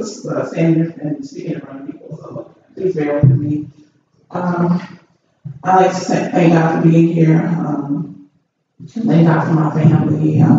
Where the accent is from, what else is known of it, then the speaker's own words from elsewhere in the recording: Texas, United States; I'm only here from Texas. I've been here a year already.